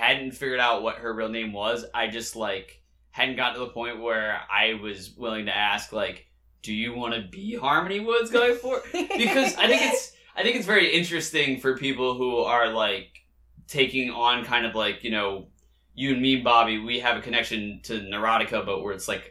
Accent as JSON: {"language": "English", "town": "Marshallton", "region": "Delaware", "country": "United States", "tie": "born or raised there", "said": "I grew up in Marshallton, Delaware, which is approximately like a mile down the road from this neighborhood."}